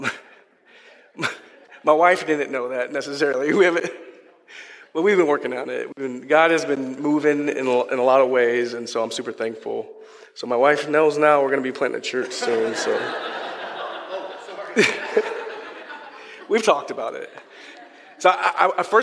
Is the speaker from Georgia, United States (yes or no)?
no; Minnesota, United States; moved away as an adult; from Minnesota